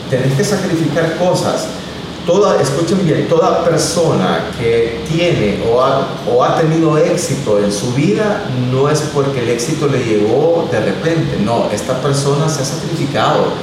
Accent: El Salvador; yo empecé como buen salvadoreño a, como decimos, a rebuscarme para darle lo mejor a mi hija y eh, trabajé eh, de bodeguero en una máquina en la zona franca de San Marcos.

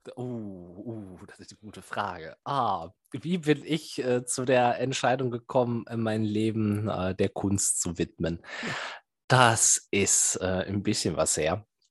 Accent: Bielefeld, North Rhine-Westphalia, Germany; gebürtiger Bielefelder und immer noch hier verblieben

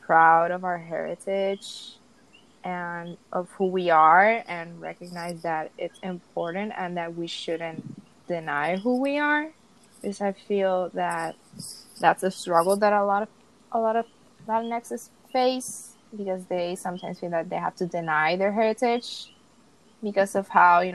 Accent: Puerto Rico; the Puerto Rican identity. We're American citizens

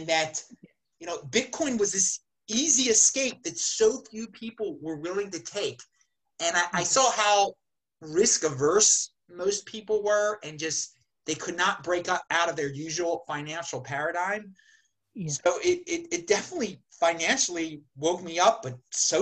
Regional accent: Baltimore, Maryland, United States; I grew up in the Baltimore area

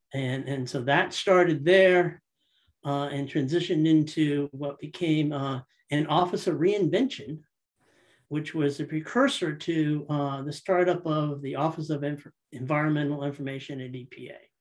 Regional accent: Guilford, Connecticut, United States; I'm from uh, Guilford, Connecticut, one of the shoreline towns east of New Haven. I grew up in Connecticut

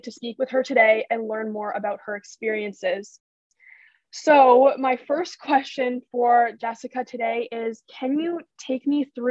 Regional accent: London, Ontario, Canada; We're true Londoners.

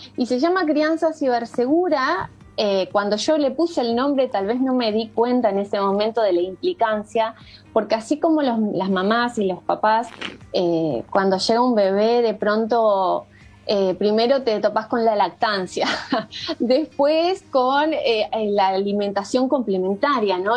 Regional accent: Coronel Pringles, Buenos Aires Province, Argentina; moved away as an adult; now in Uruguay; me crié en un campo eh, a que queda a 600 kilómetros de, la ciudad de Buenos Aires, que se llama Coronel Pringles

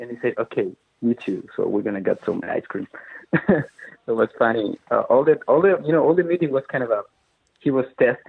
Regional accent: Chile; now in Madrid, Spain; Yeah, I was in Madrid in 2015. I moved from Chile to Madrid in 2009.

